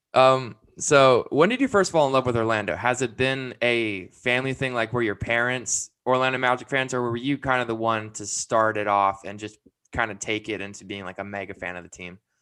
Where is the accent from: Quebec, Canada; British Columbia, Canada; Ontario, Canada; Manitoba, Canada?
British Columbia, Canada; Vancouver; moved away; I'm originally from Vancouver, Canada.